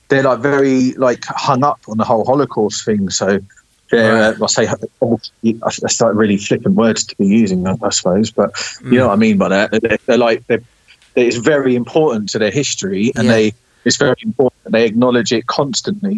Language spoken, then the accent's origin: English; England, United Kingdom; we're English